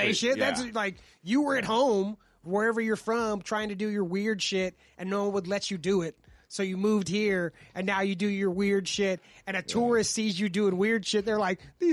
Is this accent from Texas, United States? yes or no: no; Los Angeles, California, United States; I'm from the South Bay